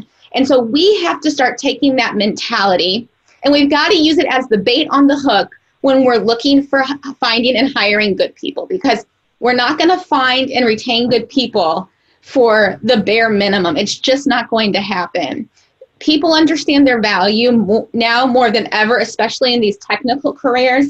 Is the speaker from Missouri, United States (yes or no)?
yes; Missouri, United States; I'm from Missouri